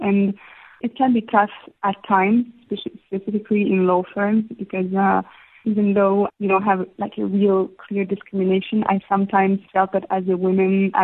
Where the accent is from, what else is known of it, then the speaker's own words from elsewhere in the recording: Istanbul, Turkey; moved away as an adult; now in South Africa; I had a fantastic time growing up in Istanbul.